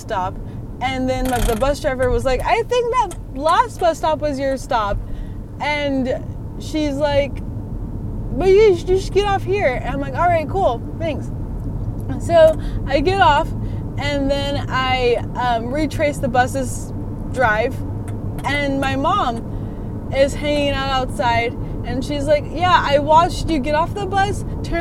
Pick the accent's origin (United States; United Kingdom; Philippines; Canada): United States; Longview; also born or lived in Arizona; I grew up in Longview and I moved to Arizona for 4 years, and then I went back to Longview